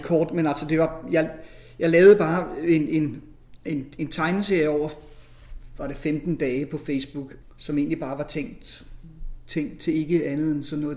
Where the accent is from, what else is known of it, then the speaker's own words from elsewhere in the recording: near Faxe Ladeplads, Zealand, Denmark; moved away; jeg er vokset op dernede ved Tavernøje